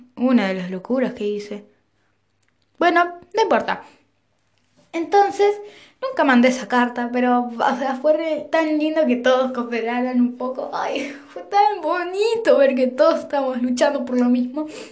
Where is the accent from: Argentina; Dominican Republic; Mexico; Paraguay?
Argentina; yo también soy de Argentina